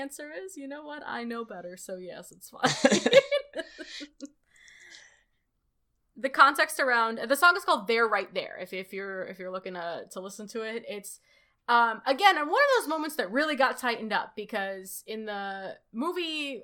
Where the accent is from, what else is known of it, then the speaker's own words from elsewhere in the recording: Moscow, Russia; now in United States; I was born in Moscow